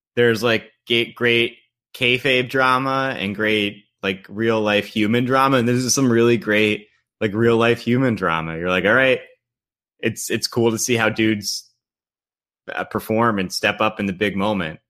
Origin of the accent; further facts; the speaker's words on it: Long Island, New York, United States; moved away; also born or lived in North Carolina; Growing up on Long Island, I'm just sort of very comfortable in that, like, that, like, white ethnic milieu